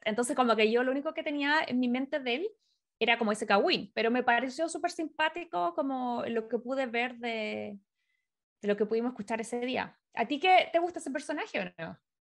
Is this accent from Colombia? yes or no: no; Chile; moved away as an adult; now in United States; éramos de Chile